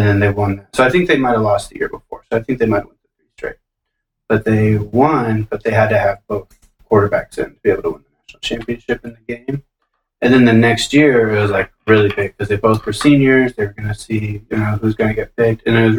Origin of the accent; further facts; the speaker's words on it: Nebraska, United States; So I'm from Nebraska